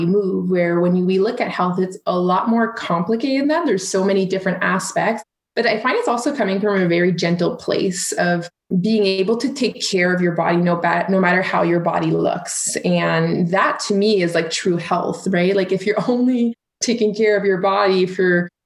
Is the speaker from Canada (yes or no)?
yes; Canada; So I'm French Canadian